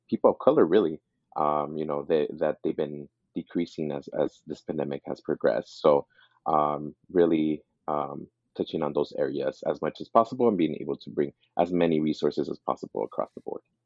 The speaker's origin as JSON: {"language": "English", "town": "East Los Angeles", "region": "California", "country": "United States", "tie": "born or raised there", "also_born_or_lived": "Montebello", "said": "I grew up in East Los Angeles"}